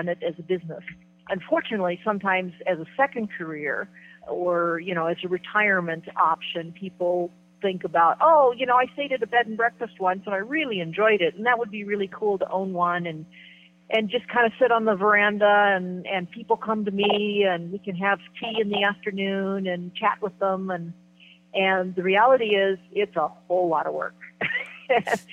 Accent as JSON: {"language": "English", "region": "Midwest", "country": "United States", "moved": "yes", "said": "I came from the Midwest originally"}